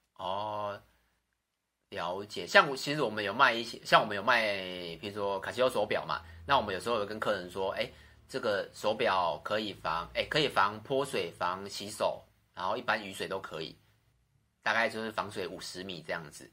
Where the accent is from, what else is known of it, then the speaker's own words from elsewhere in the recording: Xinzhuang, New Taipei, Taiwan; 我从小出生在新庄，然后家人朋友几乎都在新庄